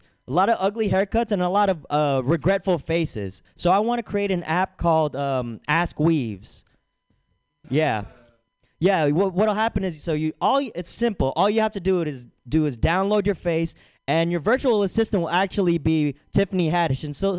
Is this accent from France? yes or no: no; Philippines; I'm Filipino.